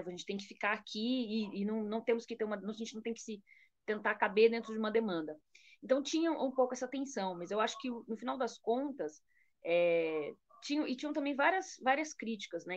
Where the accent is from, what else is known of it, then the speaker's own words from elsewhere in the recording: Brazil; como brasileira